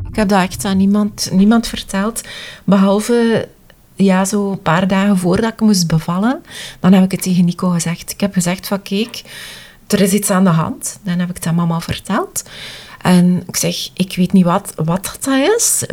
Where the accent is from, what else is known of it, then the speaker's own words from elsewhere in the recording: Wetteren, Flanders, Belgium; wij zijn van Wetteren